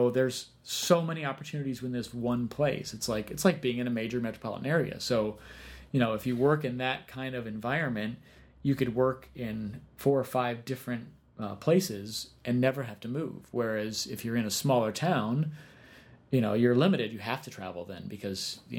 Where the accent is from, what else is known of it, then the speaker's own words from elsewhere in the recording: Cincinnati, Ohio, United States; moved away; also born or lived in Bloomington, Indiana; Well, originally? I grew up in Cincinnati.